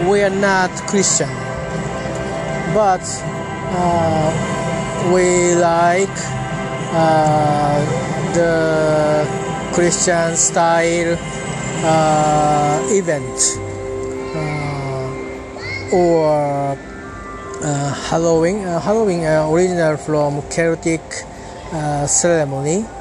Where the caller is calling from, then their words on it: Tokyo, Japan; English is a second language; I'm talking from Japan. Today is I'm at Tokyo, which uh, is near the Tamagawa River.